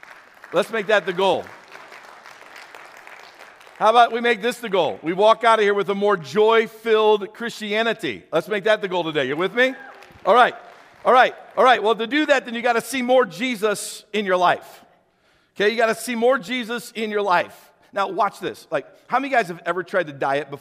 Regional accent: St. Louis, Missouri, United States; I grew up in St. Louis, so I was a city boy

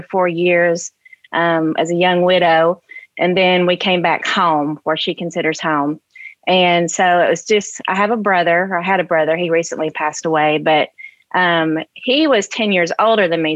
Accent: Sharon, Tennessee, United States; also born or lived in Chicagoland, Illinois; I grew up in Sharon, Tennessee

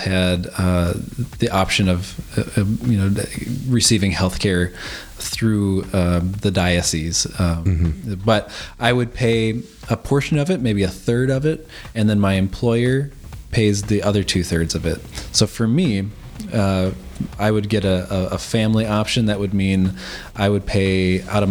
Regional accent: United States; now in Adelaide, Australia; as an American citizen

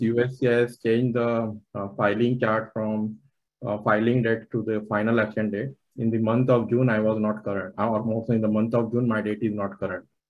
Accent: Maharashtra, India; first language Marathi; English is a second language; moved away as an adult; now in United States; I am from Maharashtra, so Marathi

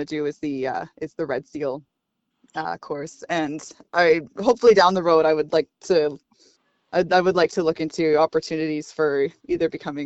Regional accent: Victoria, British Columbia, Canada; being born and raised in Victoria

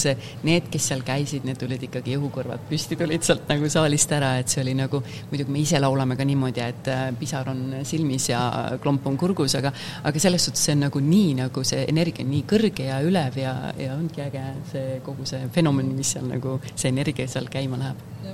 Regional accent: Estonia; moved away as an adult; now in Netherlands; ma olen eestlane, mul on jätkuvalt Eesti pass

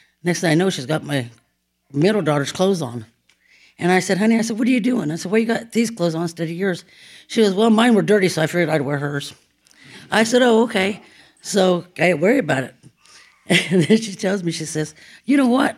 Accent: Dodge City, Kansas, United States; I'm from Dodge City, Kansas

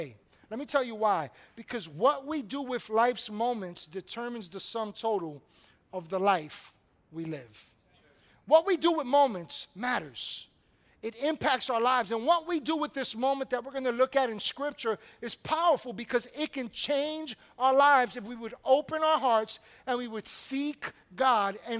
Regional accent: New York City, New York, United States; also born or lived in Washington Heights, New York City; growing up in Brooklyn on the corner of Evergreen and DeKalb

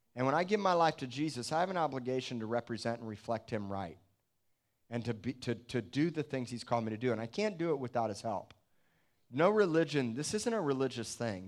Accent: Miami, Florida, United States; moved away; I came from Miami.

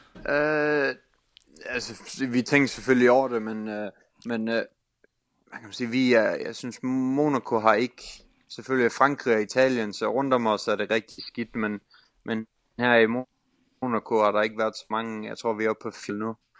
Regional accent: Denmark; moved away; hjemme i Danmark

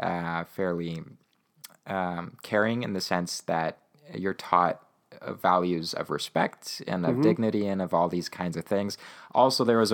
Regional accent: Winnipeg, Manitoba, Canada; born or raised there; first language Ukrainian; English is a second language

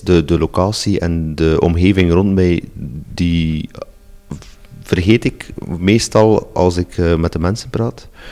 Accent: Rumbeke, Flanders, Belgium; also born or lived in Roeselare; Ik heb eigenlijk heel mijn jeugd eh, met mijn ouders gewoond in, uh, in Rumbeke

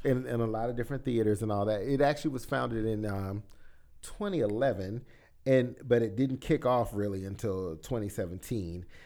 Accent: South Carolina, United States; moved away; I was from South, from the South Carolina area

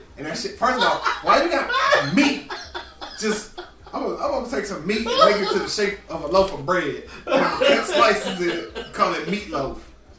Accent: the South, United States; I grew up in the South. We grew up in the South.

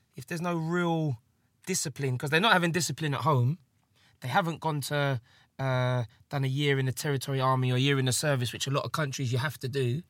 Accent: England, United Kingdom; I am English

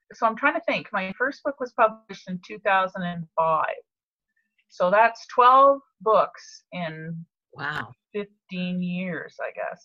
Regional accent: Montreal, Quebec, Canada; I grew up in Montreal, but every summer we were brought down to Cape Breton

